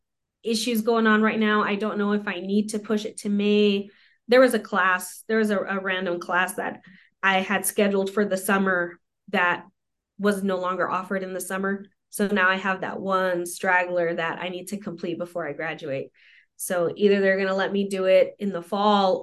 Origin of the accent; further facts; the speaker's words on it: a heavily Hispanic community, New Mexico, United States; English is a second language; got here when I was 2 years old, got into Head Start when I was three